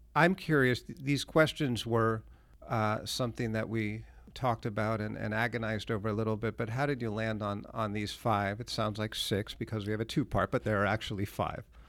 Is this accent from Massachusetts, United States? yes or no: yes; Lexington, Massachusetts, United States; I grew up in Lexington.